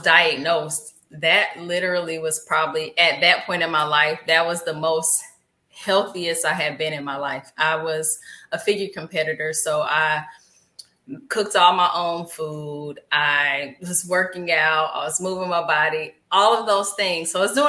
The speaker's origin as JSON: {"language": "English", "town": "Atlanta", "region": "Georgia", "country": "United States", "moved": "as an adult", "lives_now": "Portland, United States", "said": "I am originally from Atlanta, Georgia"}